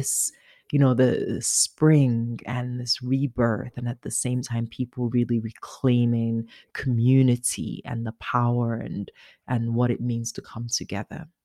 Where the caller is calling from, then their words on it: London, Ontario, Canada; incidentally, I'm calling from London, but not